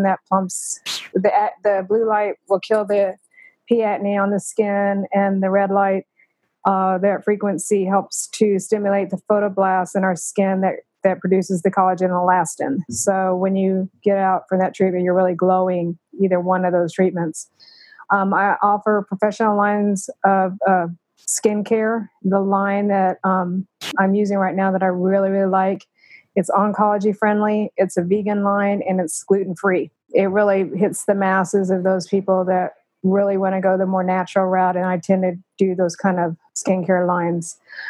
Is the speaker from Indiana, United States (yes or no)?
no; Plano, Texas, United States; When my parents moved to Plano in 1969, so that tells you I've been he